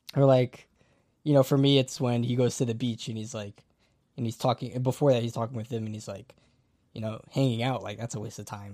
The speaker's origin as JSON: {"language": "English", "country": "United States", "said": "me as an American"}